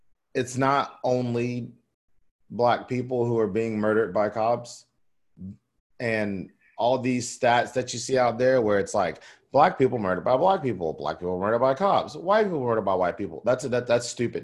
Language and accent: English; the South, United States; I'm from the South.